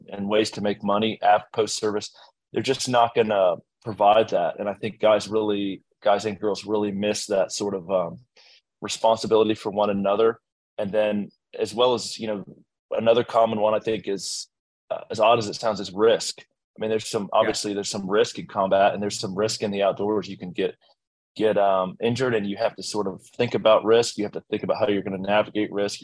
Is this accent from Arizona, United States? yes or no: no; Blacksburg, Virginia, United States; I grew up in Blacksburg, Virginia, in a completely, you know, typical middle class upbringing